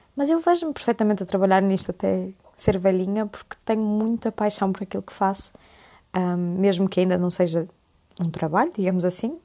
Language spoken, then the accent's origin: Portuguese; Porto, Norte, Portugal; moved away as an adult; now in Coimbra, Portugal; sou do Porto, mas estudo medicina em Coimbra